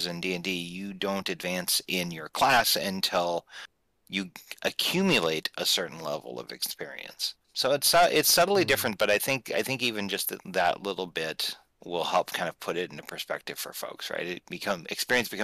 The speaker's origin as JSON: {"language": "English", "region": "Midwestern United States", "country": "United States", "tie": "born or raised there", "said": "I grew up in the Midwestern United States"}